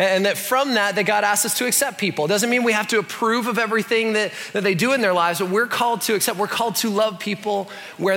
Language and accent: English; Canada; I'm Canadian